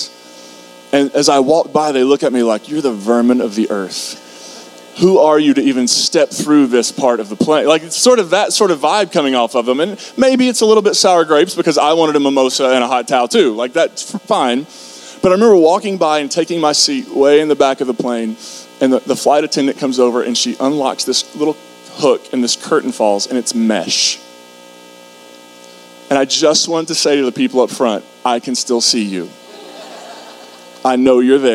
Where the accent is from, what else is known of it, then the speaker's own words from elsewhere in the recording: Kentucky, United States; I grew up in Kentucky